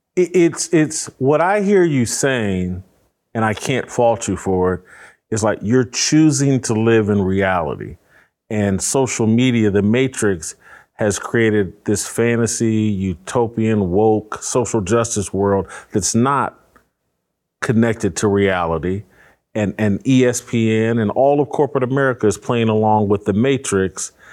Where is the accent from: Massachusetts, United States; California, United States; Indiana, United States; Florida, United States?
Indiana, United States; Indianapolis; I'm from Warren Central High School, east side of Indianapolis.